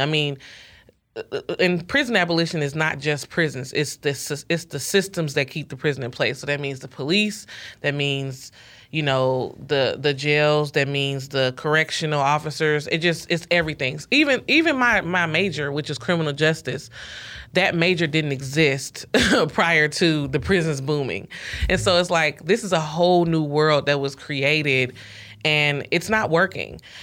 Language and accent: English; Ferguson, Missouri, United States; Mike Brown was killed in my hometown